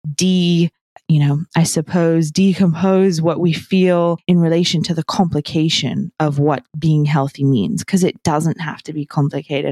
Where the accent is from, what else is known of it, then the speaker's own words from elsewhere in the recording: New Zealand; I grew up in New Zealand